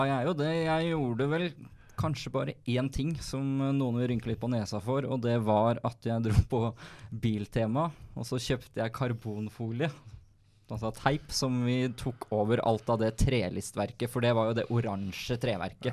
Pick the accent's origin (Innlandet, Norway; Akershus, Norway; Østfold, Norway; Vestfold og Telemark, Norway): Akershus, Norway; Skotterud; moved away; pappa og jeg vi har den hjemme på Skotterud